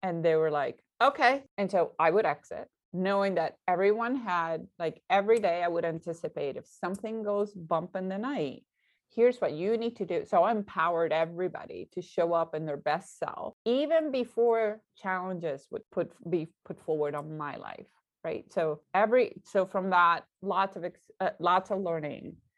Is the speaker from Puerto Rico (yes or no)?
yes; Puerto Rico; I'm Puerto Rican